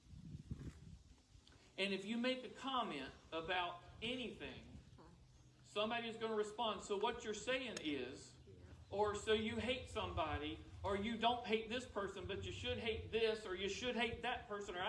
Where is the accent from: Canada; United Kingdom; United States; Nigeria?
United States; I am a Christian that happens to be an American.